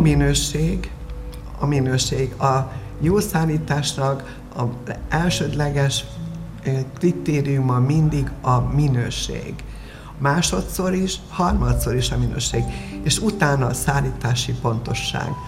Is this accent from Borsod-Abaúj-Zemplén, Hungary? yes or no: yes; Miskolc, Borsod-Abaúj-Zemplén, Hungary; also born or lived in Lillafüred; Én Lilafüreden születtem, Miskolcon, eh, töltöttem a gyönyörű ifjúságomat, a gimnáziumomat